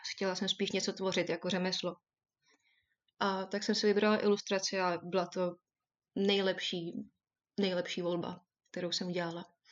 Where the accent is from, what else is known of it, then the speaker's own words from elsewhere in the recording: Czechia; moved away as an adult; also born or lived in Derby, England; now in United Kingdom; chtěla jsem odejít z Česka